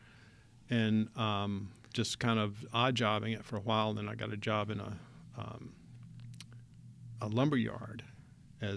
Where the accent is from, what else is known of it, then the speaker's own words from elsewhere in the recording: Shelby, North Carolina, United States; also born or lived in Greensboro, North Carolina / Wilmington, North Carolina; we moved to Shelby after the eighth grade, and that's when I became a North Carolinian